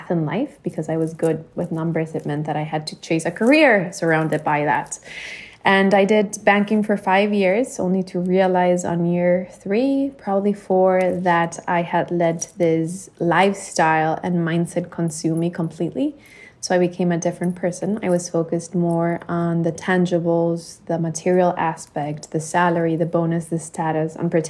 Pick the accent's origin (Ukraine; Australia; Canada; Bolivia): Bolivia; moved away as an adult; now in Miami, United States; I was born and raised in Bolivia. I lived there until I was 18, and then I moved to the U.S. for college, and I've been living in Miami for